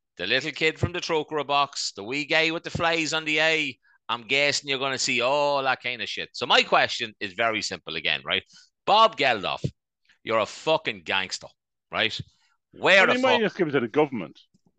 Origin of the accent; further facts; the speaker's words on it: Ireland; our lovely country